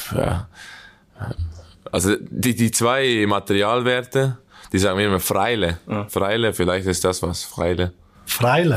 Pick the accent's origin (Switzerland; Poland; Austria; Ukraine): Switzerland; accent: Swiss German; moved away as an adult; now in Gelsenkirchen, Germany; wir reden ab und zu zusammen Schweizerdeutsch